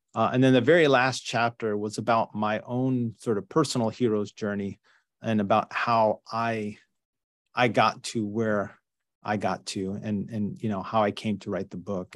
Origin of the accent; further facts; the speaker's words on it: New York, United States; now in Northern California, United States; I grew up in New York